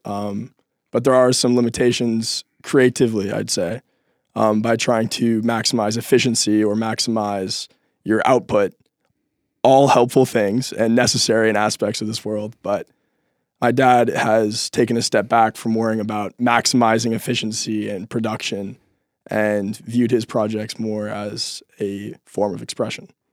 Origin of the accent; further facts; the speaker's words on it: Seattle, Washington, United States; moved away as an adult; growing up in Seattle, spending a lot of time in parks